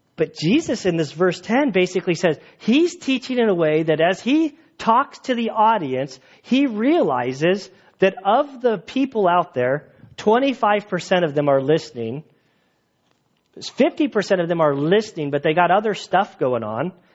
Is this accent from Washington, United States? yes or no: no; San Diego, California, United States; now in Valley Center, United States; I grew up in San Diego